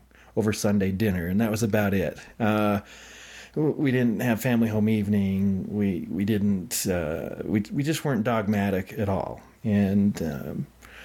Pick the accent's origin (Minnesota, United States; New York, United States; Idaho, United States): Idaho, United States; also born or lived in Utah; I grew up in Idaho